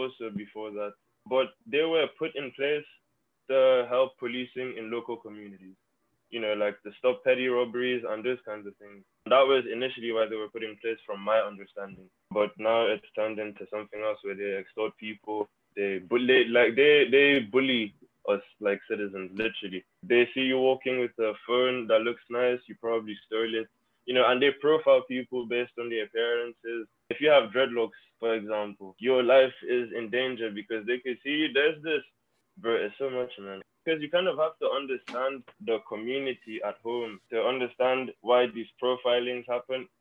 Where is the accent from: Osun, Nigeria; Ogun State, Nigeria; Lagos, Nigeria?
Lagos, Nigeria; now in Florida, United States; So I'm from Lagos, Nigeria. I was born there and I was raised there.